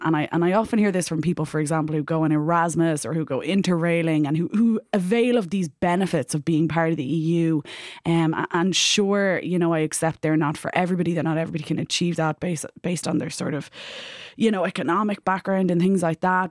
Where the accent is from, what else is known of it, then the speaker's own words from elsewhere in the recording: Ireland; as an Irish citizen